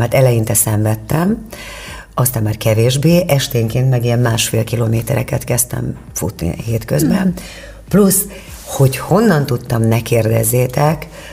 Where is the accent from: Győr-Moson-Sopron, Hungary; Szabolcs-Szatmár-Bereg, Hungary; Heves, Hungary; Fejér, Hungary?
Heves, Hungary; Kerecsend; also born or lived in Eger; faluról jártam be, Kerecsendről Egerbe iskolába